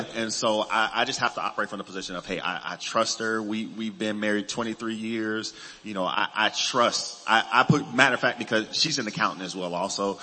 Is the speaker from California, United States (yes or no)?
yes; Los Angeles, California, United States; I grew up in Los Angeles